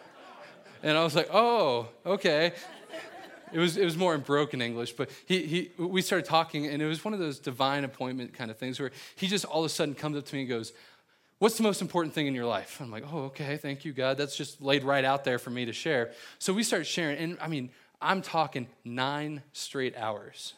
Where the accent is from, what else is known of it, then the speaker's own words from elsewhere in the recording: Cincinnati, Ohio, United States; I'm from Cincinnati